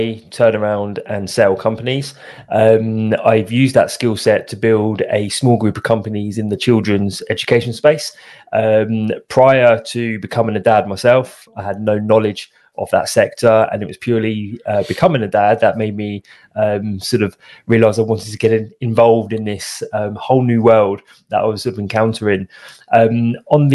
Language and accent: English; United Kingdom; accent: British; As I'm sure you can tell by my accent, I'm British